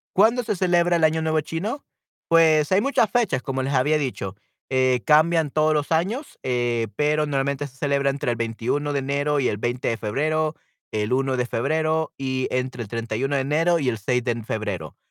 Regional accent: El Salvador; yo soy de El Salvador y aquí en El Salvador tenemos muchísimos chinos

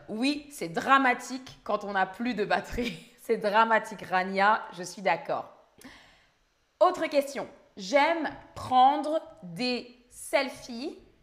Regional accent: France; first language French; le français, c'est ma langue maternelle, je suis française.

